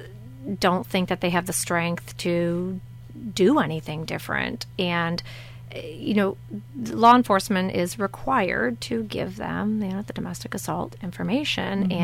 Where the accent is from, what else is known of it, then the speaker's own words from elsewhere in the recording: Centreville, Michigan, United States; I'm from St. Joseph County originally, born and raised here from Centerville